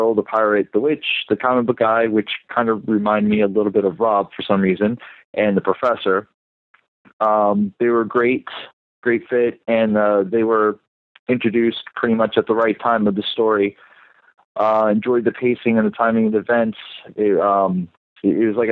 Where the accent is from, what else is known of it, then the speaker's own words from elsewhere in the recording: Florida, United States; born and raised in Florida